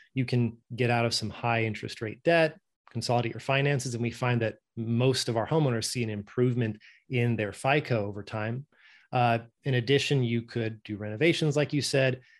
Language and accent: English; Norway; moved away; I'm originally from Norway, and that's just how we pronounce it